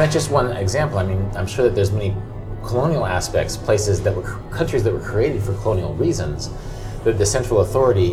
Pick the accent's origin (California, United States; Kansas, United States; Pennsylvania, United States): Kansas, United States; Wichita; I'm from Wichita